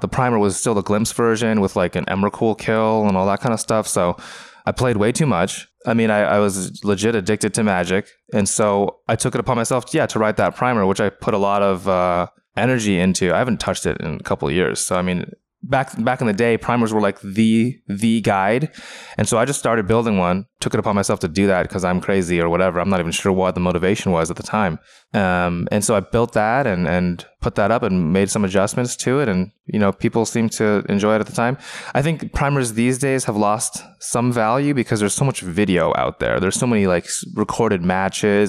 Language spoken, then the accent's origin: English; Renton, Washington, United States; I grew up in in, uh, Renton, Washington